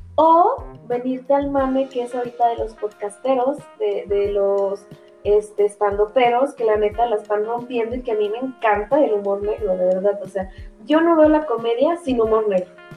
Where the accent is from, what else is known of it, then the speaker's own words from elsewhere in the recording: Guadalajara, Jalisco, Mexico; Yo soy de Guadalajara